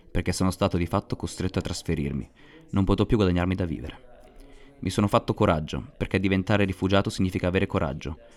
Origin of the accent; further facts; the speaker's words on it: South Sudan; sono nato nel 1997 e vengo dal Sud Sudan.